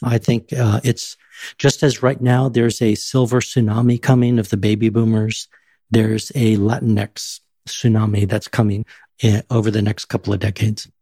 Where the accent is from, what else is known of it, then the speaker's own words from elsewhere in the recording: San Antonio, Texas, United States; I was born and raised in San Antonio, Texas, on the west side